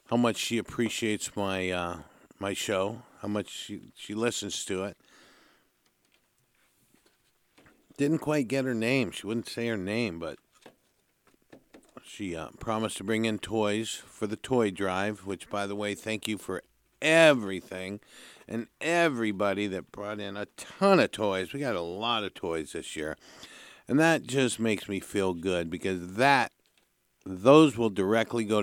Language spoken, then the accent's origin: English; Santa Barbara, California, United States; born and raised in Santa Barbara